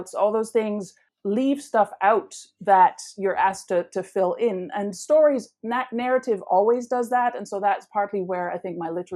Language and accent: English; Netherlands; moved away; I grew up in the Netherlands